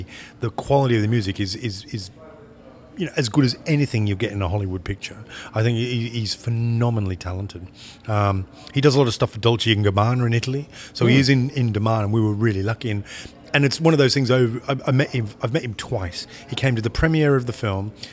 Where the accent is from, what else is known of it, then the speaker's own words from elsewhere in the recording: Australia; now in England; I'm from Australia, I live in England